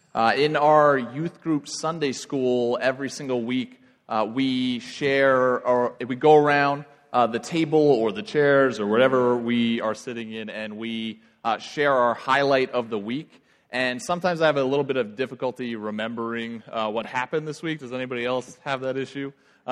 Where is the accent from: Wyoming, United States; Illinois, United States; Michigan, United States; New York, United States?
New York, United States; Long Island; I grew up in Long Island, New York. I say some words funny.